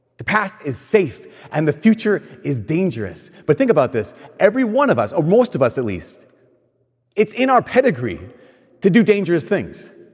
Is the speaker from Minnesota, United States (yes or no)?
yes; Minnesota, United States; I'm from a place in Minnesota where people move too